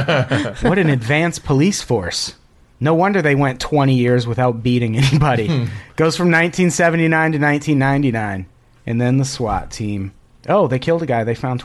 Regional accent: Peoria, Illinois, United States; I grew up in Peoria, which is obviously not Chicago, but it's like all the poverty and violence of Chicago with none of the nightlife.

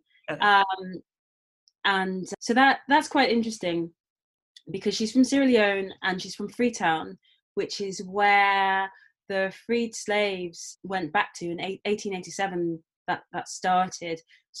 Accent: London, United Kingdom; I grew up in London. I'm black British, or I suppose these days people say black British West African.

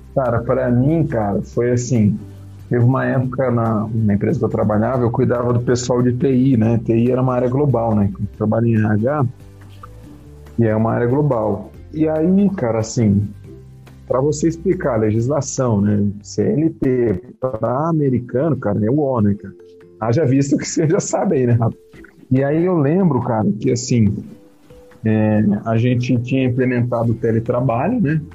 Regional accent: Jacareí, São Paulo, Brazil; moved away as an adult; also born or lived in Manaus / Fortaleza / Mauá; now in Jundiaí, Brazil; sou natural de Jacareí

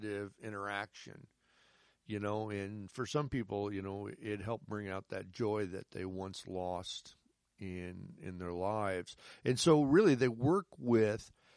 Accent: United States; I'm an American

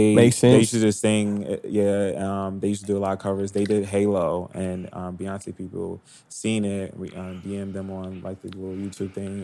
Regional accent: Long Island, New York, United States; also born or lived in Harlem, New York; I'm from New York. I'm from Long Island.

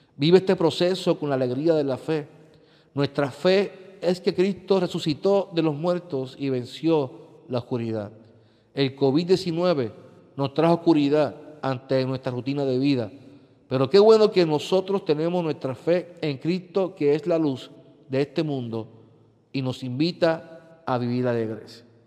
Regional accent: Puerto Rico; vivimos como pueblo puertorriqueño

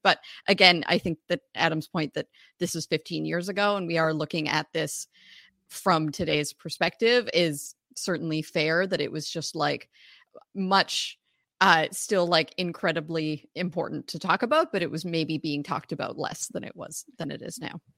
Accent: Canada; I'm Canadian

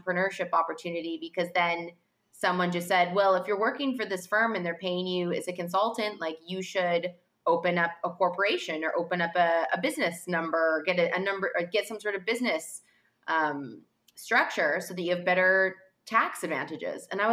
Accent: Vancouver, British Columbia, Canada; moved away as an adult; also born or lived in Toronto / France / London / New York; And I grew up in Vancouver in Canada, actually.

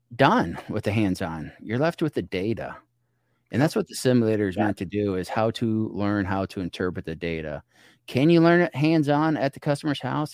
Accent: small community on the Illinois River, United States; my hometown, small community, no stoplights in it and we're on the Illinois River

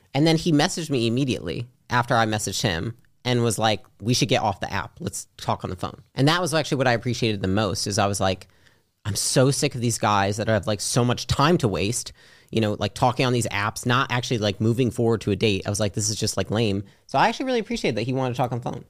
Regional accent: Midwest, United States; moved away as an adult; also born or lived in California; I'm from the Midwest

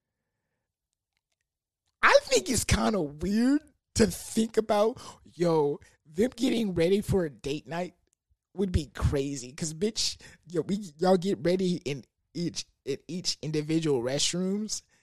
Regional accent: Houston, Texas, United States; I'm from that H.

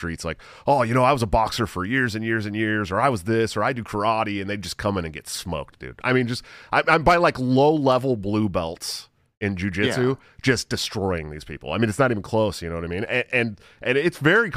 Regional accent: Antioch, California, United States; I'm from Antioch, Stockton

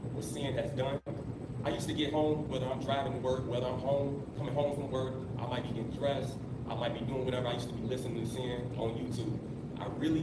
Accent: Chicago, Illinois, United States; I'm from Chicago, Illinois

